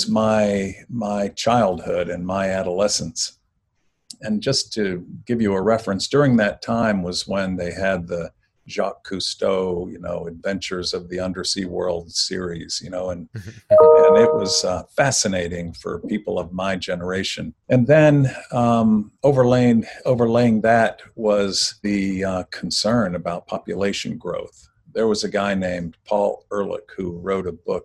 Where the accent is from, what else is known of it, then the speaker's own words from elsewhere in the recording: Jacksonville, Florida, United States; also born or lived in Miami, Florida; I was born in Miami, Florida, and I grew up in Jacksonville, Florida